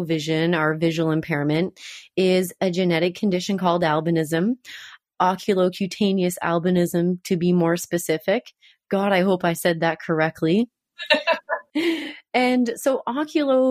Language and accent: English; New Brunswick, Canada; I grew up in New Brunswick